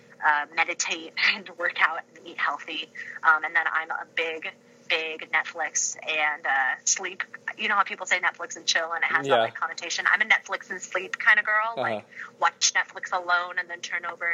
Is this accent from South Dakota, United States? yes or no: no; California, United States; moved away as an adult; now in Ypsilanti, United States; being a Michigander, but actually in my heart being a Californian